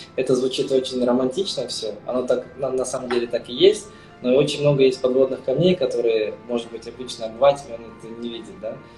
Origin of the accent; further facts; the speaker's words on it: Kazakhstan; moved away as an adult; now in Spain; я сам родом из Казахстана. Сейчас, на данный момент, я уже 10 лет, более 10 лет проживаю в Испании